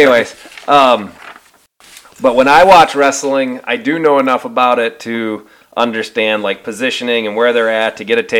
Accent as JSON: {"language": "English", "region": "Northwest Iowa", "country": "United States", "tie": "born or raised there", "moved": "yes", "said": "I grew up in Northwest Iowa. So when you grow up in Iowa, wrestling is kind of a big deal."}